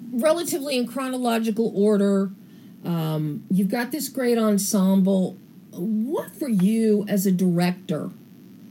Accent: East Coast of the United States, United States; I'm from the East Coast in the United States, and I know the Jersey Shore very well

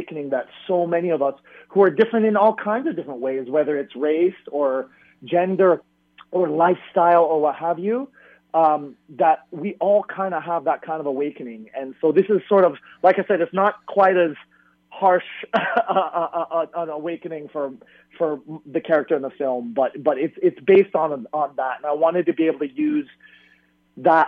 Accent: Toronto, Ontario, Canada; I grew up in Toronto

